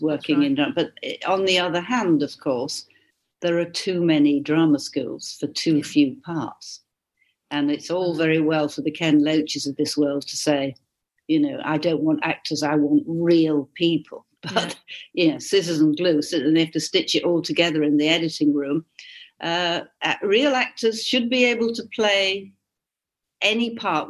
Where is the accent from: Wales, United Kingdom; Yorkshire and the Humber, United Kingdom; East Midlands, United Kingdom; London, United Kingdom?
Yorkshire and the Humber, United Kingdom; Hull; moved away; I'm not a Cockney, I'm from Hull